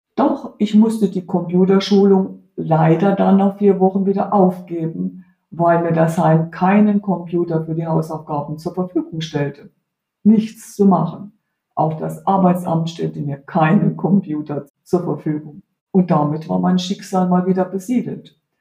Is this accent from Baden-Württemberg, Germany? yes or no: yes; Heidelberg, Baden-Württemberg, Germany; moved away as an adult; also born or lived in Spain; eigenen Heimatstadt, wo ich aufgewachsen bin